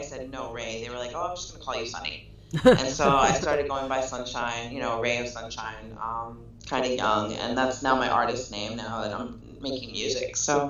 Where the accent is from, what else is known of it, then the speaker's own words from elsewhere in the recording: New York City, New York, United States; also born or lived in Brooklyn; I'm actually from Queens, Queens Village, which is in Jamaica, Queens.